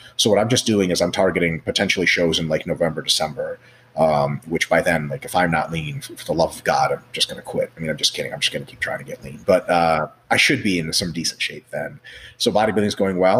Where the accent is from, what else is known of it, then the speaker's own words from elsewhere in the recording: Russia; moved away; I grew up in Russia